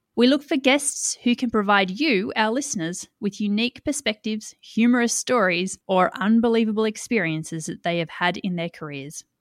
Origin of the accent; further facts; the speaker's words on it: Australia; also born or lived in Tamworth, New South Wales; I'm an Australian living in regional New South Wales in the city of Tamworth